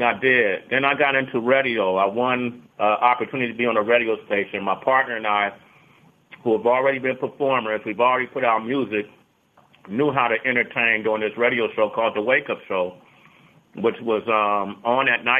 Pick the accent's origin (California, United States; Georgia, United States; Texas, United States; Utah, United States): California, United States; Oakland; I grew up in Oakland